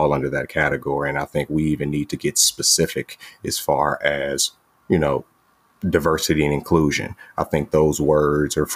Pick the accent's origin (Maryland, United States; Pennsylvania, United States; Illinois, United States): Illinois, United States; Chicago; I'm from the south side of Chicago, the inner city